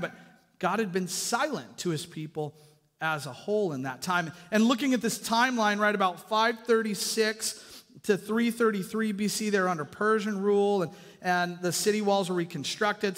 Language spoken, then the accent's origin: English; Kitsap Peninsula, Washington, United States; I grew up on the Kitsap Peninsula